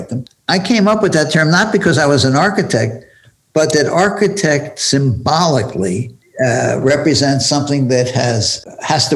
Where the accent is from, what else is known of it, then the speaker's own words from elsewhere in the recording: Philadelphia, Pennsylvania, United States; When I grew up in Philadelphia